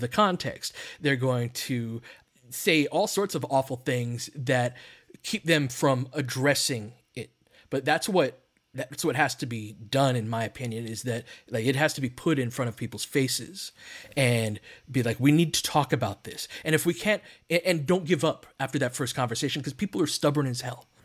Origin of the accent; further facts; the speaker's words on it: Littlerock, California, United States; I grew up in Little Rock, California, and Little Rock is on the other side of San Gabriel Mountains that we all look at from L